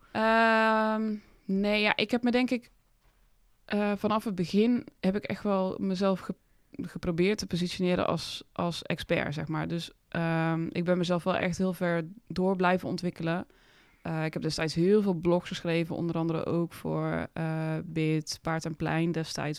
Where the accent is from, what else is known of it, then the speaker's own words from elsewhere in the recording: Oss, North Brabant, Netherlands; also born or lived in Heesch; ik ben opgegroeid in Os en Hees een beetje